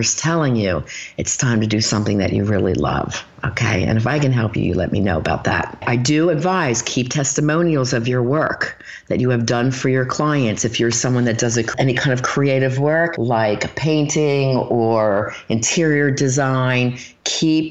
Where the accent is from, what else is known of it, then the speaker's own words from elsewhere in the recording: Philadelphia, Pennsylvania, United States; moved away; also born or lived in Erie, Pennsylvania; I'm from Philly